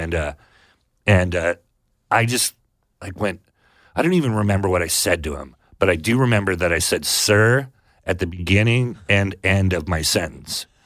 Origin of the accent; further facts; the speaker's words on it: Sonoma, California, United States; I grew up in Sonoma